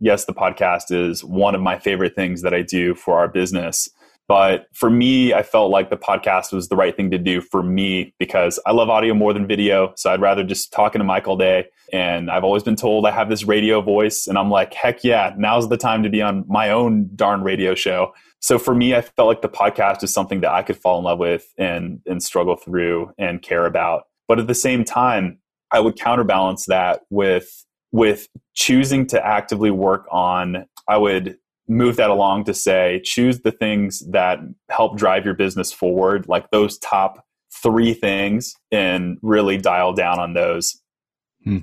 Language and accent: English; Texas, United States; I'm from Texas